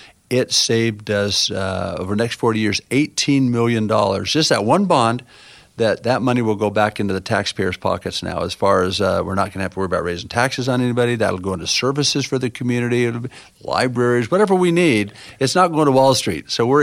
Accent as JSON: {"language": "English", "town": "North Las Vegas", "region": "Nevada", "country": "United States", "tie": "born or raised there", "said": "And I grew up in North Las Vegas, and there's no way I'm going to let that happen. You know, this is my hometown."}